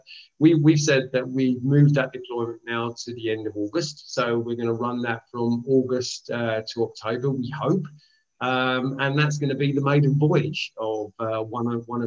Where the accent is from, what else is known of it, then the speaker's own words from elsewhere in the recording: Greece; now in United Kingdom; I am from Greece